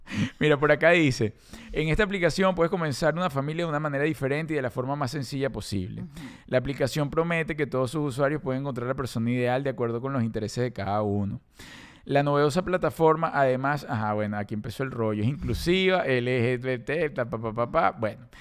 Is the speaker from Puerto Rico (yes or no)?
no; Venezuela; also born or lived in South Florida, United States; now in United States; Yo en Venezuela no estamos acostumbrados a eso